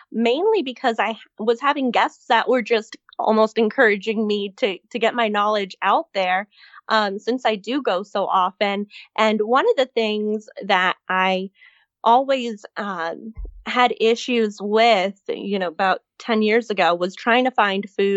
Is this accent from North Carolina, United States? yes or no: no; Miami, Florida, United States; I grew up in South Florida